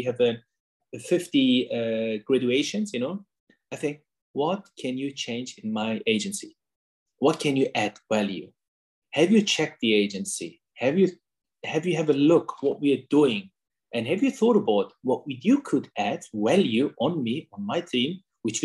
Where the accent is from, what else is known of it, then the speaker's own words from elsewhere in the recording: Hanover, Lower Saxony, Germany; English is a second language; moved away as an adult; also born or lived in Osnabrück, Germany; now in London, United Kingdom; in Hanover, my hometown.